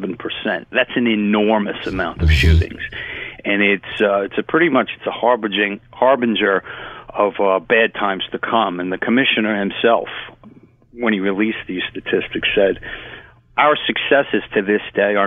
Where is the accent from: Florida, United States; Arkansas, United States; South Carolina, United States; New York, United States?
New York, United States; New York City; when I was growing up in Bushwick and Ridgewood